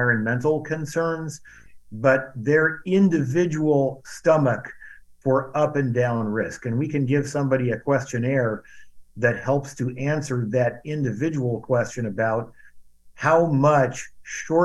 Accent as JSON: {"language": "English", "town": "Cedar Rapids", "region": "Iowa", "country": "United States", "tie": "born or raised there", "also_born_or_lived": "northern Indiana", "moved": "yes", "lives_now": "Indiana, United States", "said": "A lot of people where I grew up in Cedar Rapids, Iowa, worked for a firm called Rockwell Collins"}